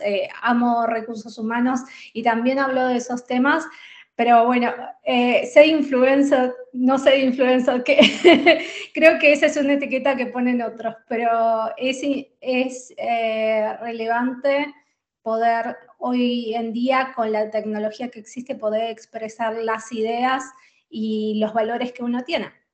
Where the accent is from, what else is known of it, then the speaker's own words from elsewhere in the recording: Buenos Aires, Argentina; moved away as an adult; also born or lived in Spain; now in Netherlands; soy de Buenos Aires, de Argentina